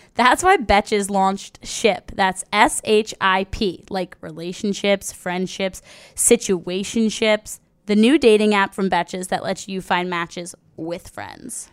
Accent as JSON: {"language": "English", "region": "New Jersey", "country": "United States", "said": "I'm from South Jersey"}